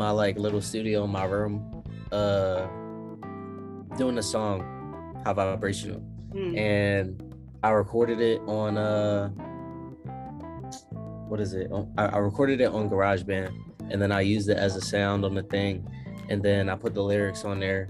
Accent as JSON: {"language": "English", "town": "Philadelphia", "region": "Pennsylvania", "country": "United States", "moved": "yes", "lives_now": "Atlanta, United States", "said": "I'm from Philly"}